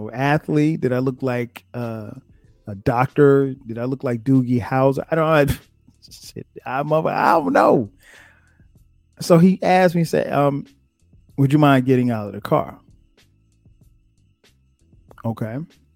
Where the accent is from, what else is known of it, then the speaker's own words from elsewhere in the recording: South Carolina, United States; moved away as an adult; now in Atlanta, United States; I'm from South Carolina